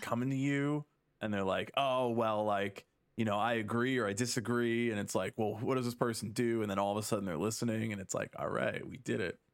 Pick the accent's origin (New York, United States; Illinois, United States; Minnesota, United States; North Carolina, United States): Illinois, United States; Chicago; growing up in the Chicago scene